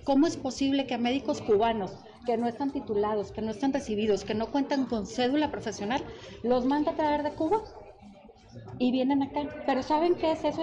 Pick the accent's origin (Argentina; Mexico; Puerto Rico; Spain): Mexico; nosotros como mexicanos